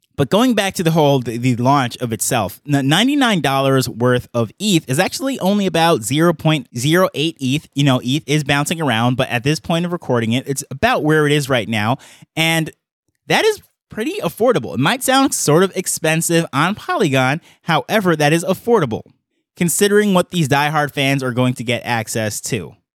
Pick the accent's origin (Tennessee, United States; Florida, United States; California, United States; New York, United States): New York, United States; I grew up in New York